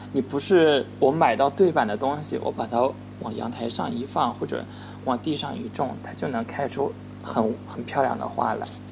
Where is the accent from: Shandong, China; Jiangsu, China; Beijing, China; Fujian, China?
Jiangsu, China; Yangzhou; 我来自扬州，勉强也算是下江南的范围